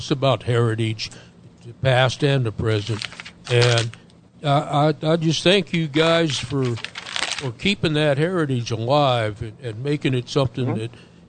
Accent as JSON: {"language": "English", "region": "New Mexico", "country": "United States", "tie": "born or raised there", "said": "I grew up in New Mexico, up in the tall pines."}